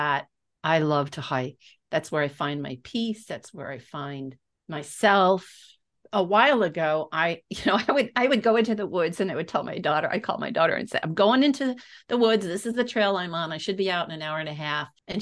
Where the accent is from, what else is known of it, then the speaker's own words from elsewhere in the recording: Texas, United States; I'm from Texas